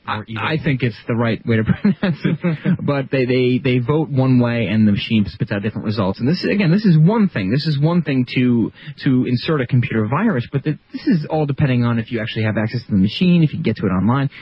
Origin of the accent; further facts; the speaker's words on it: New York, United States; my home state, New York